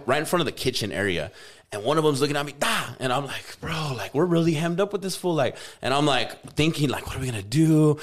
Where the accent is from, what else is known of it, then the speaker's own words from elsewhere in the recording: United States; I'm from America